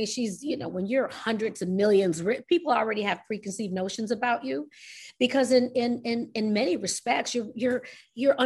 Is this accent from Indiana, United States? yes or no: no; New York, United States; I'm New York